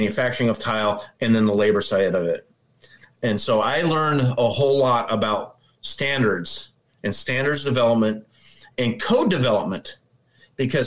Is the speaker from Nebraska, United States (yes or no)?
yes; Omaha, Nebraska, United States; I'm from Omaha, Nebraska. I'm a tile setter